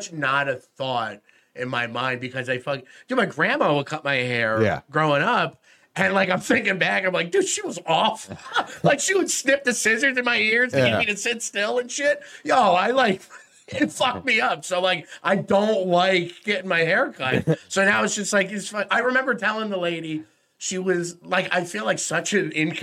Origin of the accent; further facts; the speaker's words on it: Cortland, New York, United States; moved away as an adult; now in New Jersey, United States; Growing up in Cortland